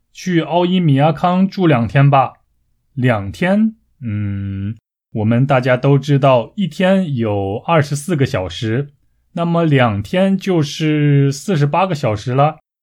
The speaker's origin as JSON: {"language": "Chinese", "town": "Taiyuan", "region": "Shanxi", "country": "China", "tie": "born or raised there", "said": "在我的家乡山西省太原市"}